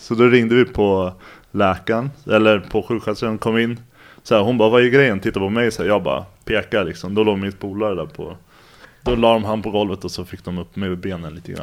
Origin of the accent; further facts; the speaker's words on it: Stockholm, Stockholm County, Sweden; Jag är uppvuxen i Bromma, ligger i Stockholm.